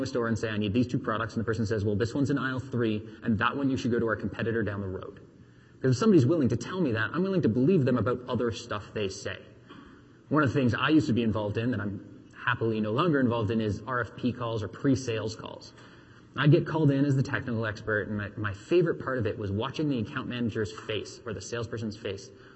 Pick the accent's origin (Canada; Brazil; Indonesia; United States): Canada; We're Canadian.